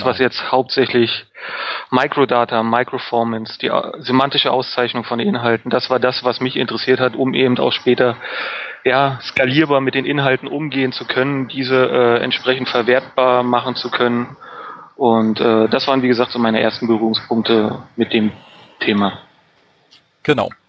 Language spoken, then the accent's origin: German; Berlin, Germany; Berlin ich komme aus Berlin, ich lebe in Berlin und arbeite in Berlin.